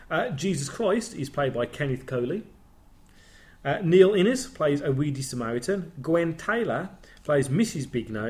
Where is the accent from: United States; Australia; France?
France; English is a second language; moved away as an adult; now in United Kingdom; Now, you have to remember that I am French. I grew up in France and only moved to the UK, in my 20s.